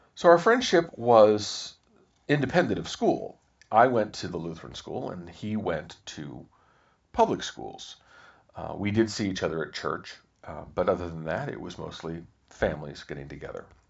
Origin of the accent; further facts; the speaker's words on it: Topeka, Kansas, United States; also born or lived in Virginia; I was born in Virginia, but we moved when I was very young to Kansas, so I have almost no memories of Virginia at all